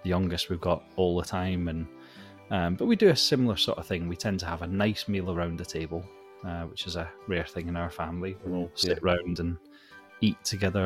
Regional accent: Scotland, United Kingdom; with me being Scottish, we tend to put the Hogmanay Live on

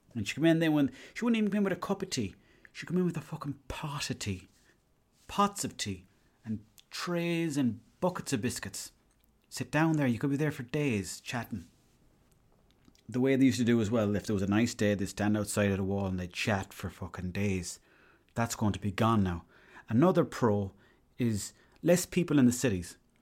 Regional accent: Ireland; I was from Ireland

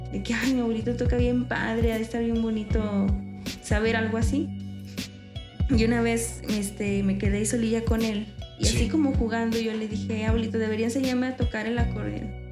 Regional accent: San Luis Potosí, Mexico; de San Luis.

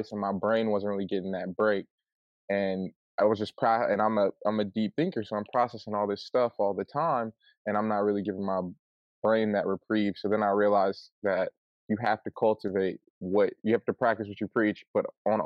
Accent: Flint, Michigan, United States; I'm from Flint, Michigan

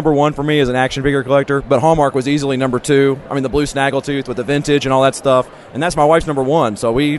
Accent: Louisville, Kentucky, United States; I'm from Louisville, Kentucky.

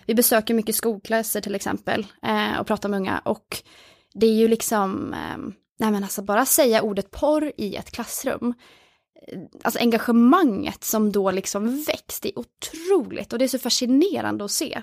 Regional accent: Oslo, Norway; moved away as an adult; now in Uppsala, Sweden; jag är från Oslo ehm, och flyttade till Uppsala där jag bor nu

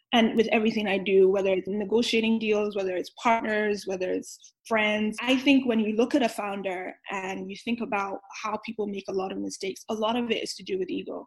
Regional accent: Nigeria; moved away; also born or lived in New York; I grew up in Nigeria

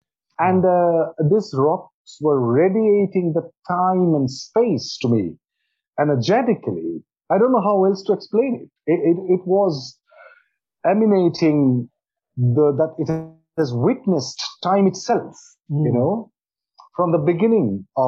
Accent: Assam, India; most of them come from my home state where I'm born, Assam. You get Assam tea in Norwich, I'm sure. And I'm born very close to tea gardens. And I grew up drinking tea that we produce in Assam.

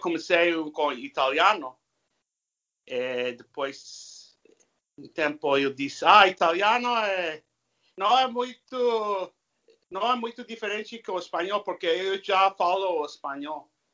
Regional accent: California, United States; first language English; Portuguese is a second language; also born or lived in Spain; a minha língua nativa é inglês. Eu nasci na Califórnia falando inglês

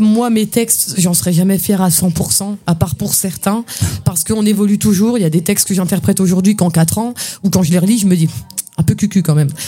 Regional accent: near Saint-Dié-des-Vosges, Grand Est, France; also born or lived in Épinal; moi, je suis né à Épinal, mais j'ai grandi à côté de Saint-Dié-des-Vosges

